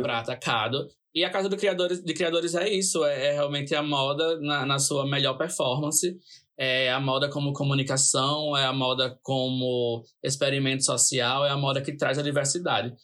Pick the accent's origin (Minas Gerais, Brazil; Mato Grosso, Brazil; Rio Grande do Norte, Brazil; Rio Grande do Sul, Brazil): Rio Grande do Norte, Brazil; Natal; me perguntam de onde eu sou. Né? Mesmo eu, em todas as publicações eu coloco Natal, Natal, Natal lá em cima, né? na localização